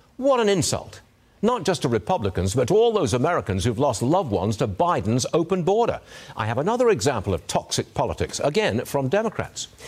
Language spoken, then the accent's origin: English; England, United Kingdom; moved away; I was born and raised in England